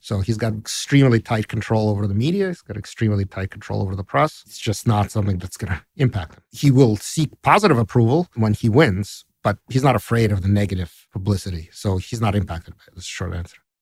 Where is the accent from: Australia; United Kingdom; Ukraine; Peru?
Ukraine; Kyiv; now in United States; I grew up in Kiev